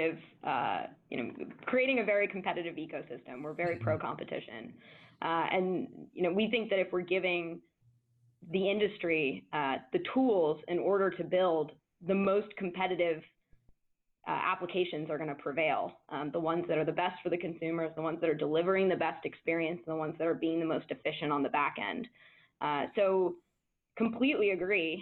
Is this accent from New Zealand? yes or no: no; Washington, District of Columbia, United States; I am from Washington, D.C., and I was raised by lawyers.